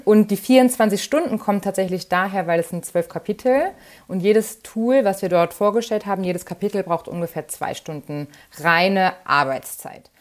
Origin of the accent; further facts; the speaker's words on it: near Wolfsburg, Lower Saxony, Germany; ich komme aus der Nähe von Wolfsburg und alle waren bei uns im Konzern